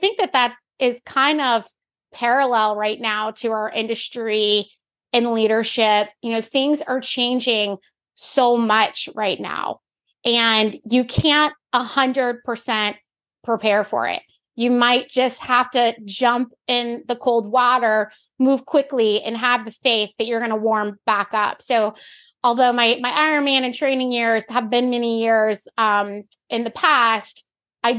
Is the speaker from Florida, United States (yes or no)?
yes; Florida, United States; now in the Carolinas, United States; I grew up in Florida